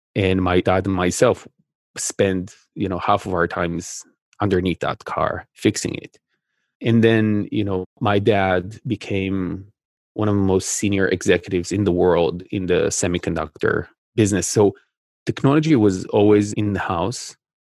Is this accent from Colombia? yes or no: no; Israel; I, I grew up in Israel